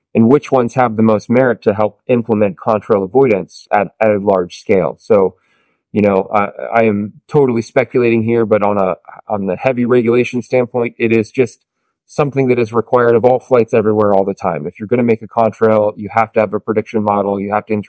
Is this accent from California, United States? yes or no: yes; Santa Barbara, California, United States; I'm from Santa Barbara, California